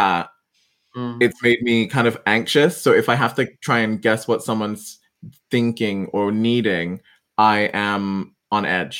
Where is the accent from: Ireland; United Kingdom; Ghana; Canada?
Ghana; I'm Ghanaian by origin, moved around a lot, but like I'm Ghanaian. And so very West African upbringing.